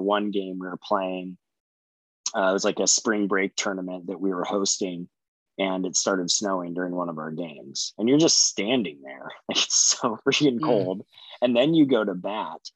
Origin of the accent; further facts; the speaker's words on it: Central Oregon, United States; growing up in Central Oregon, like we for sure played football in the snow